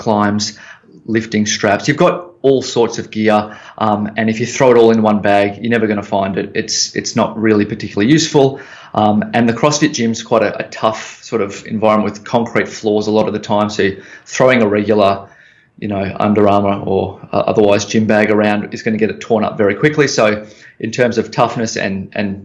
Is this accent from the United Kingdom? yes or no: no; Melbourne, Victoria, Australia; also born or lived in San Francisco; I'm back home in Melbourne